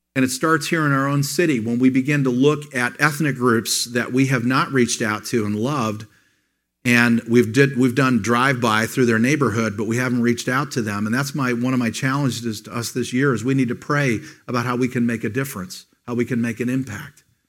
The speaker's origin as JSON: {"language": "English", "country": "United States", "said": "As an American"}